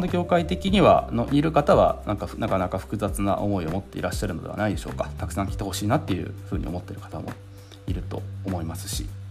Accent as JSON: {"language": "Japanese", "region": "Hiroshima", "country": "Japan", "tie": "born or raised there", "said": "僕は広島出身なので"}